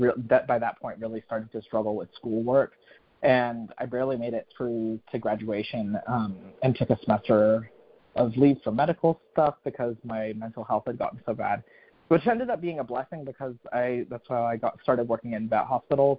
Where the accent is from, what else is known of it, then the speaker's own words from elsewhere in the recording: North Carolina, United States; moved back to North Carolina.